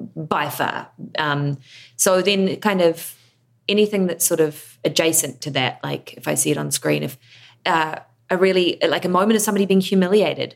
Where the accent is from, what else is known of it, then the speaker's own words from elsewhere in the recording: New Zealand; I am an actor from New Zealand